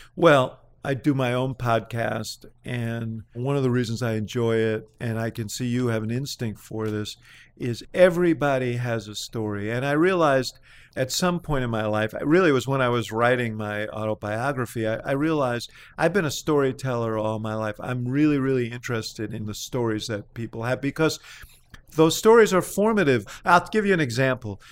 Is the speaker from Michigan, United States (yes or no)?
no; New York, United States; now in Chicago, United States; I came from New York